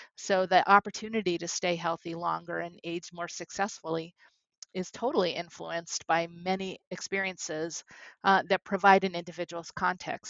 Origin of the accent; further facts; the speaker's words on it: New York City, New York, United States; growing up in Brooklyn. And as a young girl, lived in Brooklyn